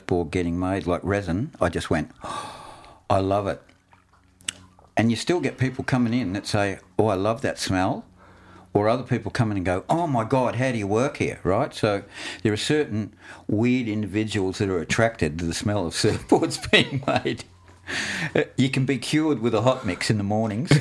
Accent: Yarraville, Victoria, Australia; I grew up in Yarraville and there weren't any waves there.

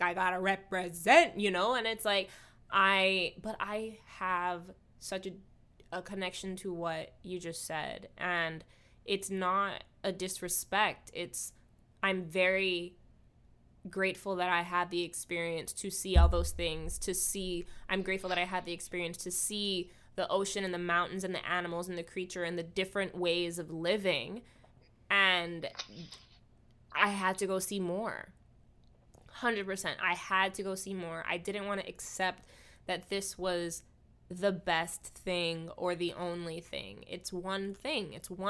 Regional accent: Hawaii, United States; whenever I talk to people, they have this automatic assumption of how amazing it must have been growing up in Hawaii.

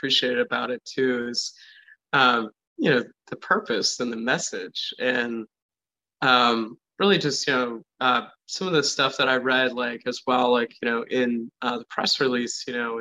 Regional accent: East Coast, United States; moved away; I come from the East Coast

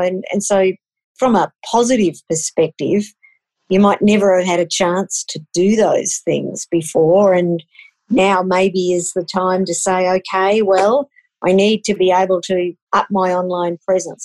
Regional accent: Queensland, Australia; now in Canberra, Australia; I grew up in Queensland

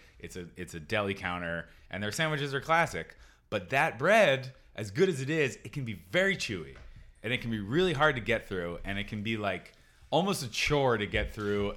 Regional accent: Philadelphia, Pennsylvania, United States; now in Los Angeles, United States; I grew up in Philly, moved to LA when I was young. Philly's a sandwich-based culture

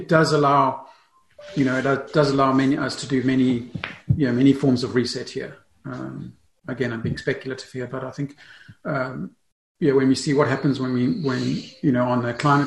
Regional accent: South Africa; also born or lived in England; now in Germany; I grew up in South Africa. So I live in Germany.

